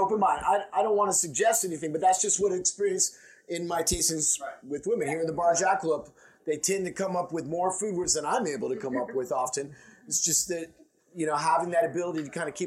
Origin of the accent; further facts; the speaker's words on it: Oregon, United States; I'm from Oregon